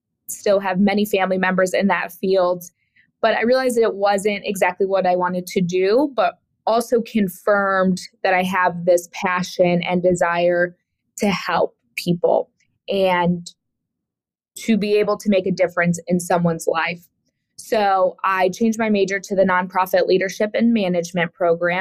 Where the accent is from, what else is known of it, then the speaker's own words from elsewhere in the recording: Woodstock, Illinois, United States; moved away as an adult; also born or lived in High Point, North Carolina / Greensboro, North Carolina / New York City; I grew up in a small town called Woodstock, Illinois